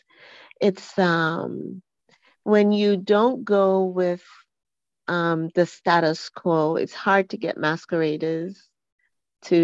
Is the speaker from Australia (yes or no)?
no; Montserrat; now in Atlanta, United States; growing up in Montserrat, we have the masquerades